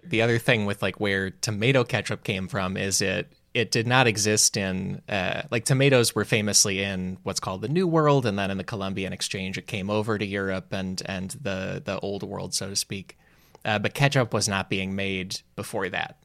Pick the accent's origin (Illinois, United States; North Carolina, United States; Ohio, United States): Illinois, United States; Chicago; I'm from Chicago